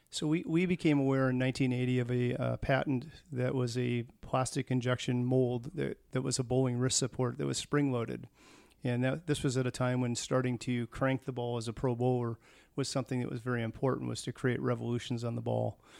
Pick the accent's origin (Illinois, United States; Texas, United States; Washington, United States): Washington, United States; Tacoma; moved away as an adult; also born or lived in Dublin, California; was born in Tacoma, Washington in nineteen sixty